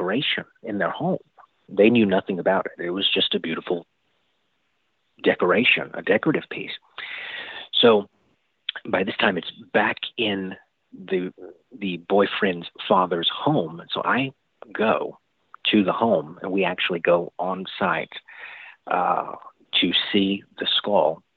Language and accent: English; the rural South, United States; I was growing up in the South, the rural South, here in the Bible Belt